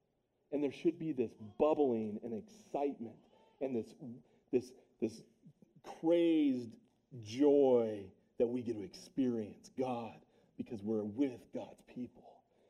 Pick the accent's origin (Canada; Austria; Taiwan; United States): United States; York, Nebraska; now in Minnesota, United States; I'm from York, Nebraska. I'm a Nebraskan because back when I went to high school, Nebraska football was the real deal.